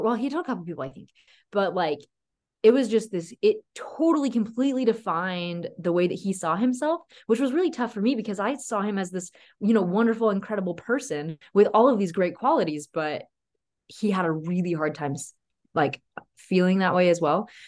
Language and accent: English; Tennessee, United States; moved away as an adult; also born or lived in Colorado Springs; now in Utah, United States; I'm from Tennessee.